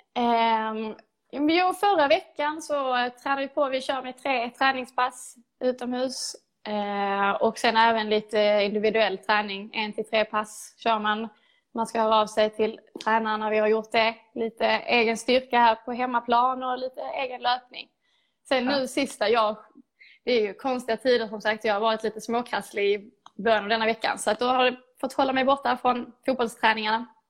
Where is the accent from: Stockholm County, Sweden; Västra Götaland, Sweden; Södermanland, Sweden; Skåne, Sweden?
Skåne, Sweden; Lomma; Jag började spela fotboll i GIF Nike, i Lomma, där jag är uppvuxen